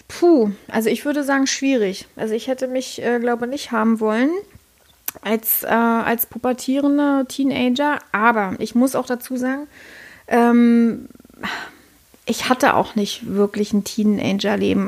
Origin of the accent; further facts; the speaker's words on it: Berlin, Germany; now in Brandenburg, Germany; Ich bin Tresorkind, ja, also ich bin ein Berliner Tresorkind